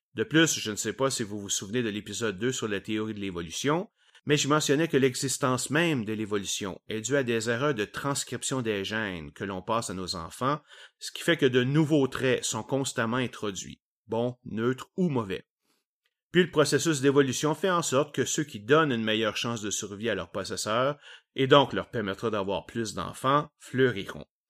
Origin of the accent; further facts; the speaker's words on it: Quebec, Canada; accent: Québécois; mon accent québécois et mes anglicismes nombreux